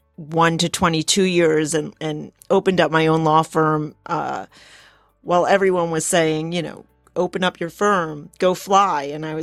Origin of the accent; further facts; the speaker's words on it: New Jersey, United States; moved away as an adult; now in South Jersey, United States; I'm from North Jersey originally, and so, you know, grew up 10 miles out of New York City, from New York City, and I didn't even know there was a real South Jersey until I got until I got married, but that's how I ended up down here.